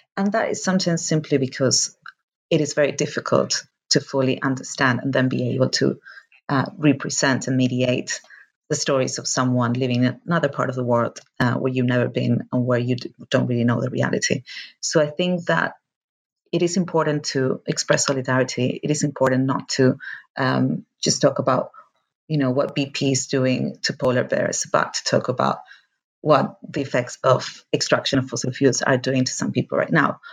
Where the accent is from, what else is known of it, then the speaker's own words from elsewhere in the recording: Argentina; moved away; I am from Argentina